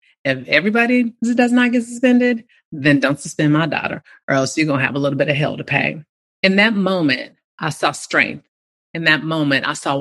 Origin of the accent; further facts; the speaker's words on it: Bay Area, California, United States; I remember growing up in the Bay Area during 70s